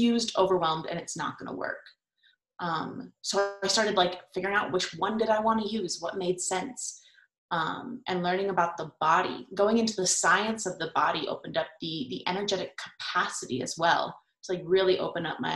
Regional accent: California, United States; I grew up in California at a very liberal school

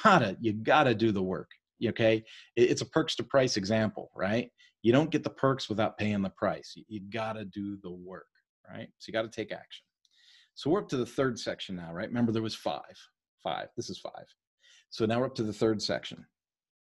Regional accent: East Coast, United States; I was raised on the East Coast.

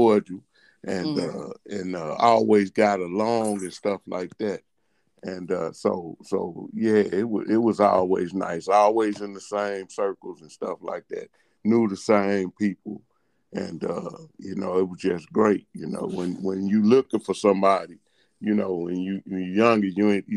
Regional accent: St. Louis, Missouri, United States; But we're from St. Louis. I was born in the projects.

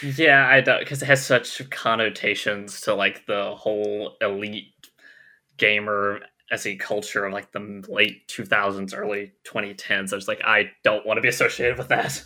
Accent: Alabama, United States; I am from the lovely, lovely state of Alabama

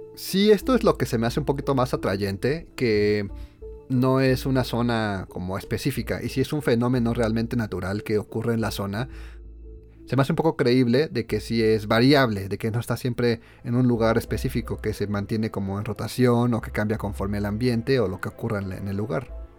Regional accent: Mexico; somos mexicanos

